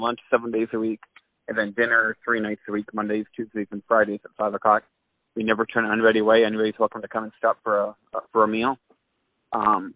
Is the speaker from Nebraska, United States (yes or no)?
no; Manchester, Iowa, United States; also born or lived in McGregor, Iowa; now in Dubuque, United States; I grew up in Manchester, Iowa.